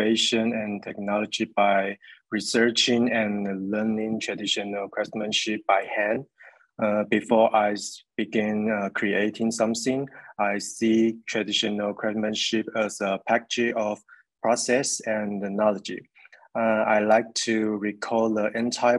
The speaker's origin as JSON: {"language": "English", "country": "Taiwan", "said": "I'm an artist from Taiwan who runs my own art studio"}